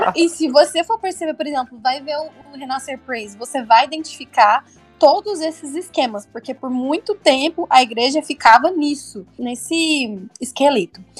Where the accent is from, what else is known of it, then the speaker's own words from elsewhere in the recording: Goiânia, Goiás, Brazil; eu sou de Goiânia